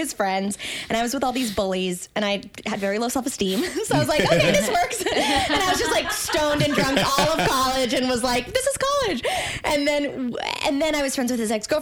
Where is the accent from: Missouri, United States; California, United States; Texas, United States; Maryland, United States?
Maryland, United States; the D.C. area; I'm from like the D.C. area